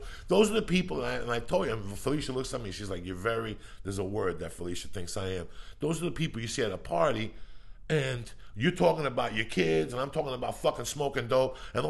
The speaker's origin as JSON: {"language": "English", "town": "Boulder", "region": "Colorado", "country": "United States", "tie": "born or raised there", "said": "I grew up in Boulder for 12 fucking years."}